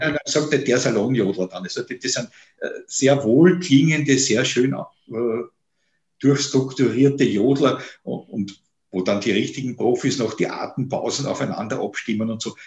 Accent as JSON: {"language": "German", "region": "Vienna", "country": "Austria", "said": "als Wiener"}